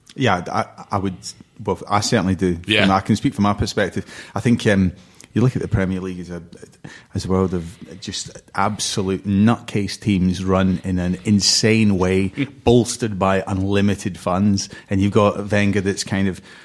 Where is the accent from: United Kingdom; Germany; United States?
United Kingdom; Cornwall, South West England; I grew up in Cornwall.